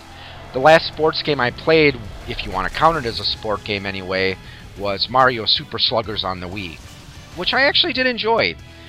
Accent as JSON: {"language": "English", "region": "Wisconsin", "country": "United States", "said": "I'm from Wisconsin"}